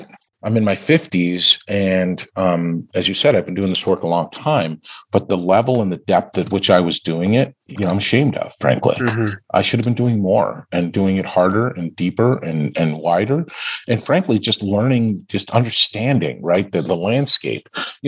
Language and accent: English; Canada; I grew up in Canada. I had all of these advantages.